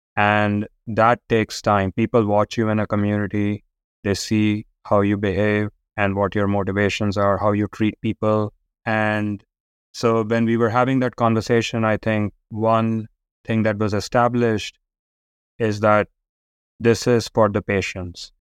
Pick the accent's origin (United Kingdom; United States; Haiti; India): India; growing up in India